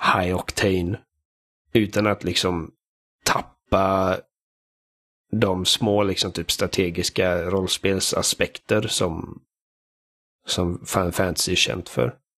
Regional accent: Sweden; Jag är svensk.

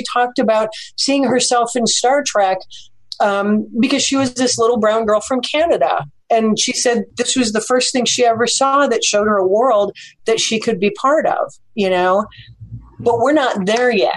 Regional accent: Chicago, Illinois, United States; I'm from Chicago. I lived in crappy neighborhoods in Chicago for many, many years

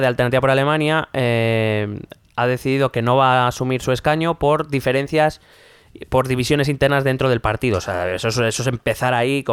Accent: Spain; nosotros como españoles

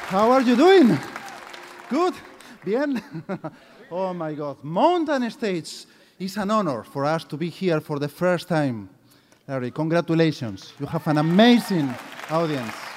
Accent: Galicia, Spain; English is a second language; we are like the, like the Irish or the Scots of Spain. Eh? It's called Galicia.

